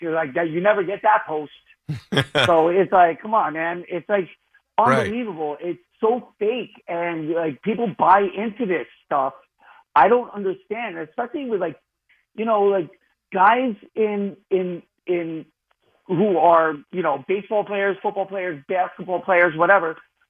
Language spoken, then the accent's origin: English; New York City, New York, United States; I'm a New Yorker. Yeah, I got a 347 number.